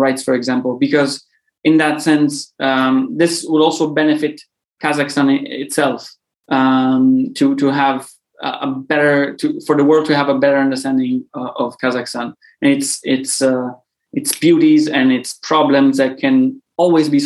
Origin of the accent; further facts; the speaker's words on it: Sicily, Italy; I'm from Sicily